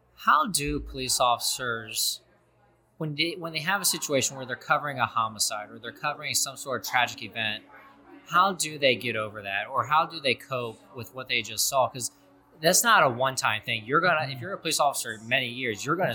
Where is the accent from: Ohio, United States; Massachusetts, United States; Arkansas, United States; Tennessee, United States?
Ohio, United States; Cincinnati; I come from Cincinnati, a very liberal city